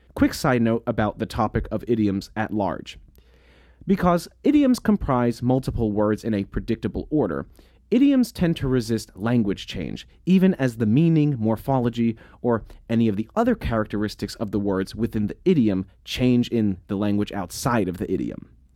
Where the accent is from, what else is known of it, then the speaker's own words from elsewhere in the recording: United States; accent: American English; As an American English speaker